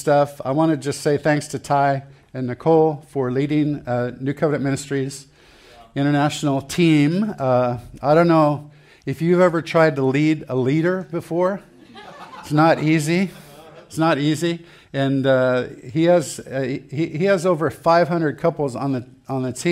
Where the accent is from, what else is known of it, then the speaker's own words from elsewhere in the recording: Santa Barbara, California, United States; I grew up in Santa Barbara, California.